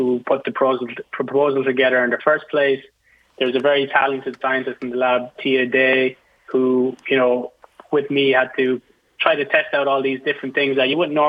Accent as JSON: {"language": "English", "country": "Ireland", "moved": "yes", "lives_now": "United States", "said": "I'm from Ireland"}